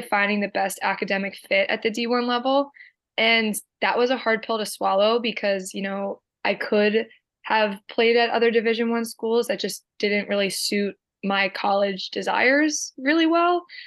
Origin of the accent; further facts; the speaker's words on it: Medford, New Jersey, United States; Born and raised Medford, New Jersey